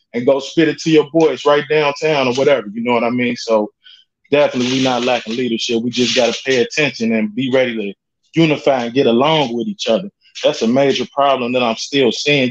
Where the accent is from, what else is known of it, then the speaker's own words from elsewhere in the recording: Cincinnati, Ohio, United States; I grew up in Mosh Five, Cincinnati, Ohio